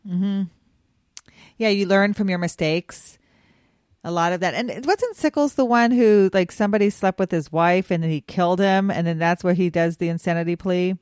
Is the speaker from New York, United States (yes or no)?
no; Wyoming, United States; I grew up in Wyoming